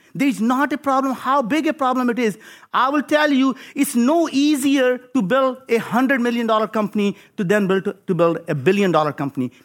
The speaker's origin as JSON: {"language": "English", "country": "India", "tie": "born or raised there", "moved": "as an adult", "lives_now": "United States", "said": "I grew up in India"}